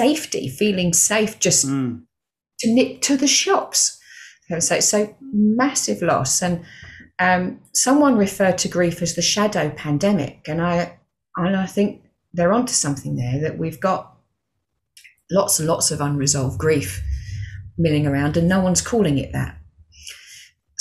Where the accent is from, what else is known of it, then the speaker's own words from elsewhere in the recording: Stevenage, East of England, United Kingdom; moved away as an adult; also born or lived in Milton Keynes; I was still working for the bank at that point, came through. So I left Stevenage branch